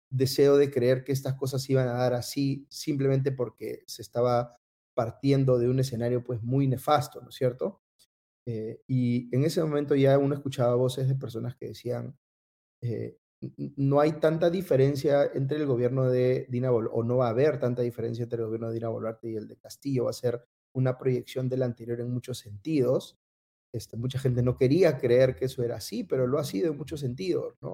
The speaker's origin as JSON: {"language": "Spanish", "country": "Peru", "said": "así somos los peruanos, ¿no? Así en el Perú este, tenemos gobiernos que tienen niveles de aprobación muy bajos"}